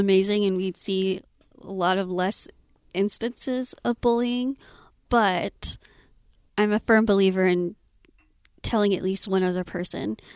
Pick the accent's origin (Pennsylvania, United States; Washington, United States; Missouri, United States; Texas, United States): Texas, United States; Austin; I was born and raised in Austin